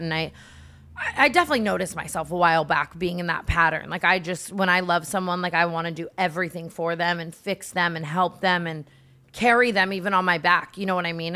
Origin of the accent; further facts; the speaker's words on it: Las Vegas, Nevada, United States; now in Los Angeles, United States; I grew up in Vegas